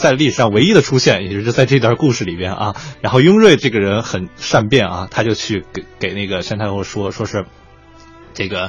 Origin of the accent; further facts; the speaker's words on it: Xi'an, Shaanxi, China; 确实，因为兵马俑离我家很很近，我家是西安的，所以我去兵马俑说，当时也也注意看了